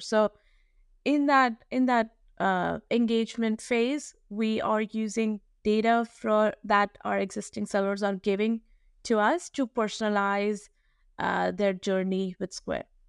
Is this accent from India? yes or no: yes; New Delhi, Delhi, India; I was, uh, born and raised in New Delhi, India